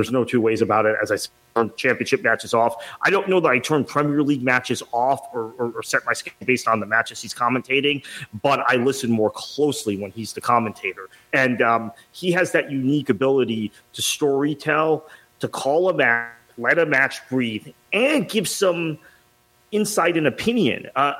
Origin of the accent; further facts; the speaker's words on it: United States; I'm an American. I live in this country.